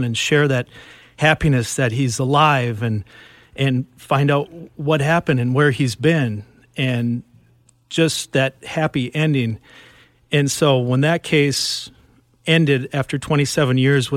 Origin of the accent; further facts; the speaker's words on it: Minnesota, United States; growing up in Minnesota